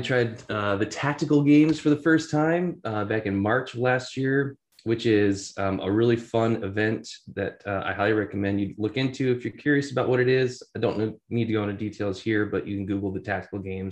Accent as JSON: {"language": "English", "town": "Stevens Point", "region": "Wisconsin", "country": "United States", "also_born_or_lived": "North Austin, Texas", "moved": "as an adult", "lives_now": "Austin, United States", "said": "I'm basically from Stevens Point"}